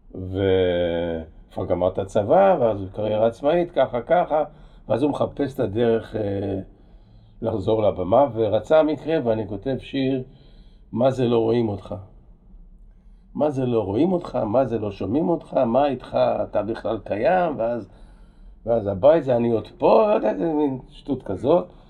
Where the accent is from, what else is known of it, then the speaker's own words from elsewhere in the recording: Kraków, Lesser Poland, Poland; now in Israel; נולדתי בפולין